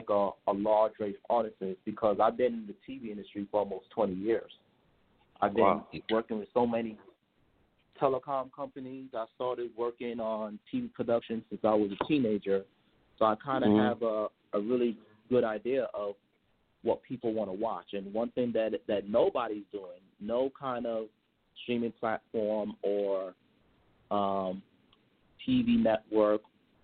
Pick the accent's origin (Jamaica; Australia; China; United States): Jamaica; I'm Jamaican